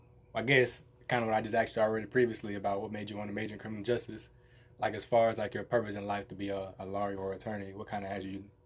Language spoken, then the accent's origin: English; Little Rock, Arkansas, United States; now in Pine Bluff, United States; we live in Pine Bluff, Arkansas. So this is definitely the hood. Yeah. And so I'm from Little Rock, so I'm kind of used to this kind of, I'm used to it a little bit